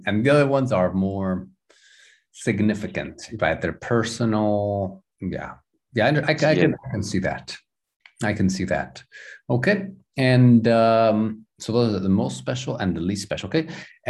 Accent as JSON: {"language": "English", "town": "Houston", "region": "Texas", "country": "United States", "tie": "born there", "said": "I always had it. I was born in Houston. Every time I went to Houston, you know, I felt there was something there."}